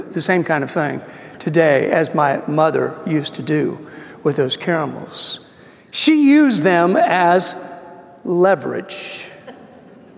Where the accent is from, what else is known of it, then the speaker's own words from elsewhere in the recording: Missouri, United States; moved away; I grew up in Missouri, farmland